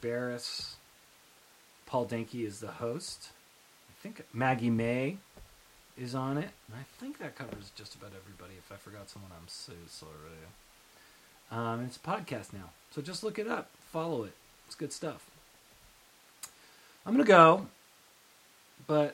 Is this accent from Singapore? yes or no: no; Canada; I'm from Canada